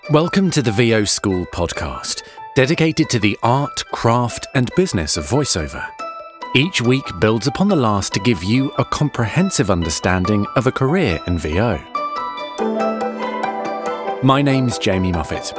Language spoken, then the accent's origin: English; England, United Kingdom; now in United States; I'm English too